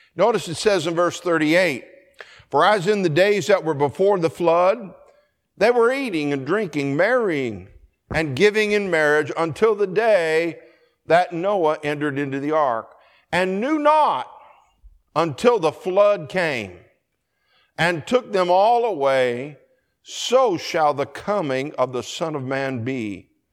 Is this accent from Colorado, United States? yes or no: yes; Colorado, United States; I grew up in Colorado